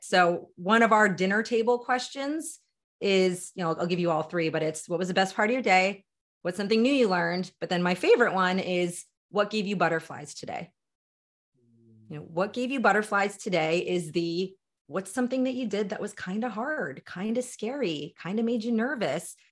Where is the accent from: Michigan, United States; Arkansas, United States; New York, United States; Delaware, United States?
Delaware, United States; also born or lived in Philadelphia suburbs, Pennsylvania; now in Philadelphia, United States; born and raised in the small and mighty state of Delaware, currently live in Philadelphia Metro